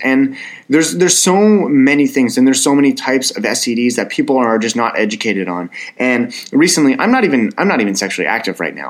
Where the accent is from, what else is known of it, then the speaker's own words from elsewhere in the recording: Ottawa, Ontario, Canada; my hometown, and it's Ottawa, Canada